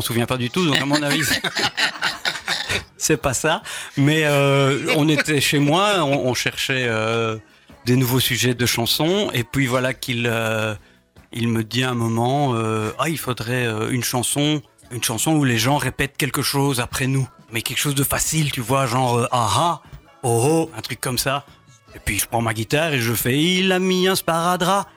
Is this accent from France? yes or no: no; Tournaisis, western Hainaut, Wallonia, Belgium; moved away as an adult; also born or lived in Brussels region; je suis né dans le Tournésie, le Hainaut occidental